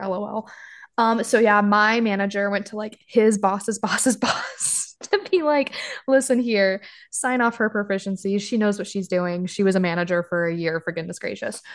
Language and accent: English; Washington, United States; moved away as an adult; my hometown